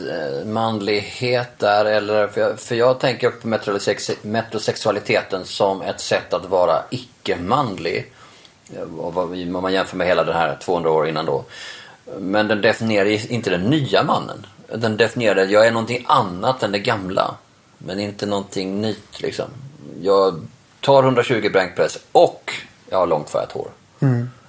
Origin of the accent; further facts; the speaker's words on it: Norway; Jag fattar det för att vi är norrmän